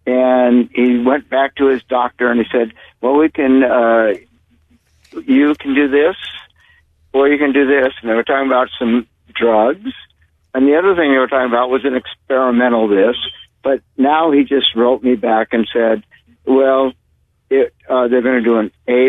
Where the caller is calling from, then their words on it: Pacific Grove, California, United States; This is … from Pacific Grove